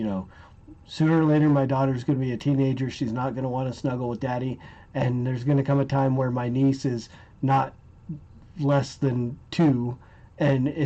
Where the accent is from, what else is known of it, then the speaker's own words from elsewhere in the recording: United States; we as the American people